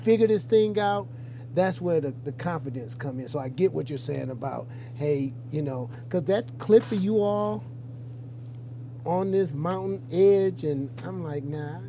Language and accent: English; Detroit, Michigan, United States; I'm from Detroit. We rode 10 speeds when I was a kid.